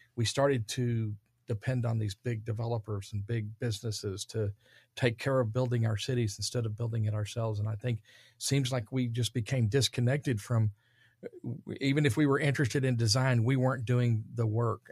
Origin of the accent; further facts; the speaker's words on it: Dallas, Texas, United States; I'm from Dallas, Texas